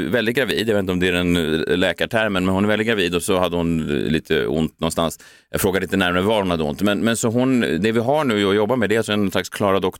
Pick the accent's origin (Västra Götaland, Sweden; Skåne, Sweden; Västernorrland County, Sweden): Västernorrland County, Sweden; Timrå; Jag är från Timrå, jag är stolt Timråit.